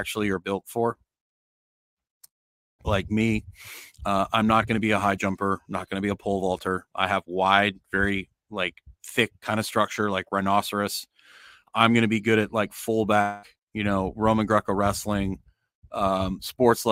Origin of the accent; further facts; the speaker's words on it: Canada; moved away as an adult; now in Nicaragua; I'm Canadian as well